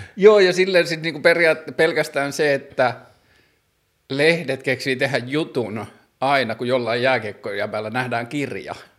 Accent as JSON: {"language": "Finnish", "town": "Tornio", "region": "Lapland", "country": "Finland", "said": "mä tulin pikkukaupungista Torniosta Pohjois-Suomesta"}